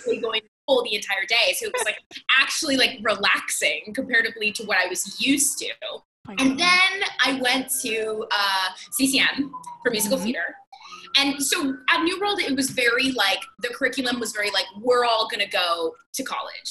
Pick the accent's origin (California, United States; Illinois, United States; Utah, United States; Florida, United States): Florida, United States; Miami; I'm from Miami, Florida